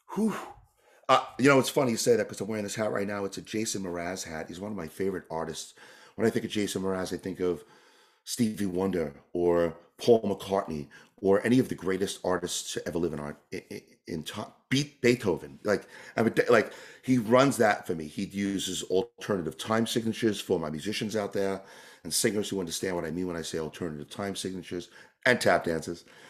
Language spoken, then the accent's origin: English; New York, United States; moved away as an adult; also born or lived in California / Canada; I grew up in New York